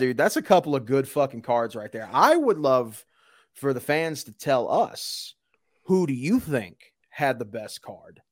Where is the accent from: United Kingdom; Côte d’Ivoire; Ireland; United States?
United States; Louisiana; I'm from Louisiana